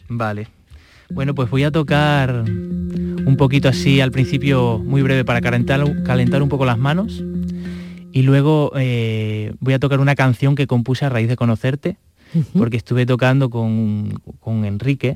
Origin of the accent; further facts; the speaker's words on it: Extremadura, Spain; now in Andalusia, Spain; en todos estos años que he estado fuera de mi casa, porque yo soy de Extremadura, he estado aquí en Andalucía